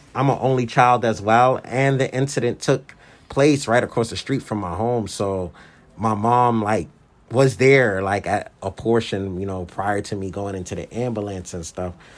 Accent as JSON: {"language": "English", "town": "New York City", "region": "New York", "country": "United States", "tie": "born or raised there", "said": "I grew up in the Brownsville section of Brooklyn, which is one of the more tougher neighborhoods in New York City"}